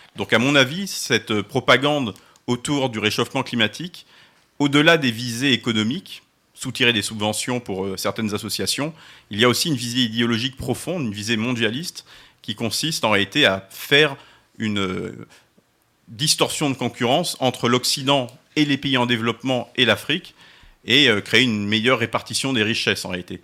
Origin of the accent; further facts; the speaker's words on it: France; Nous, Français